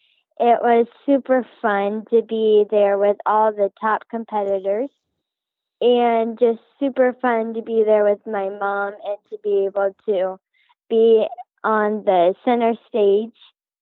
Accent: Palmyra, Nebraska, United States; I am from Palmyra, Nebraska.

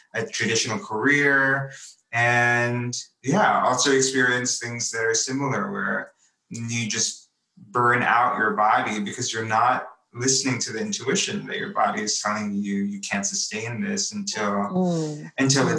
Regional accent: New York, United States; I was born and raised here in New York

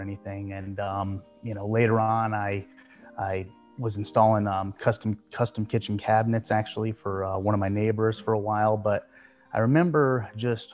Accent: South Florida, United States; moved away as an adult; I moved back down to my hometown in South Florida

